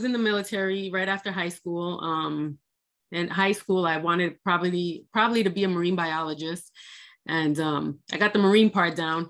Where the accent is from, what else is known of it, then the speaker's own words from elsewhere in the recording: United States; And I'm an American. I just want to be left alone to pursue life, liberty, and the pursuit of happiness.